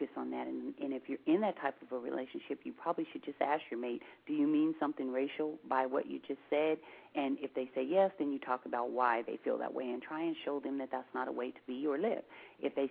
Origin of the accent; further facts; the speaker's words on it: Seattle, Washington, United States; we're from Seattle and we live up here in the Pacific Northwest